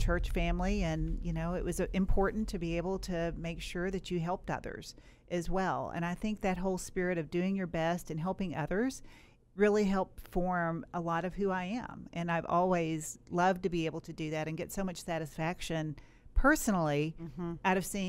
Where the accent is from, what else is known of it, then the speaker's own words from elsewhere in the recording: Kentucky, United States; Yeah, so, you know, I grew up in Western Kentucky, and, you know, I had a very hardworking father.